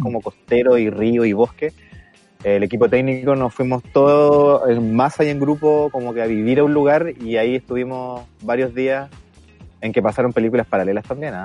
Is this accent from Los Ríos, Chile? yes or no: yes; Valdivia, Los Ríos, Chile; Soy de Valdivia y estoy en Valdivia ahora